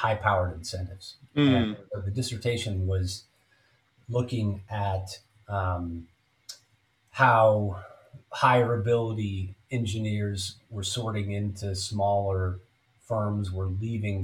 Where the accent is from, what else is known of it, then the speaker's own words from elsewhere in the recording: Silicon Valley, California, United States; I grew up in Silicon Valley